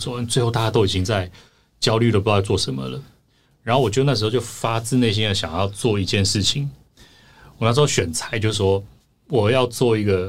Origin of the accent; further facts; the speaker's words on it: Taiwan; 我是少数可以跟他沟通的。的台湾人